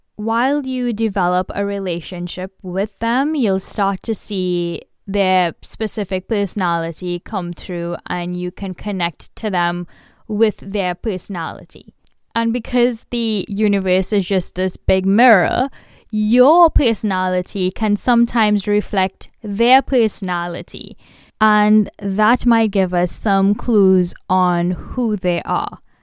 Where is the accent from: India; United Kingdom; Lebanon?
India; I am Indian